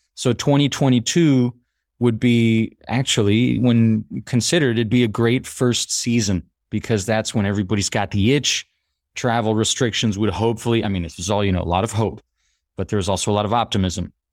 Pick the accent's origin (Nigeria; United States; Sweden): United States; now in Paris, France; I grew up in the States, my mother's French, my father's half French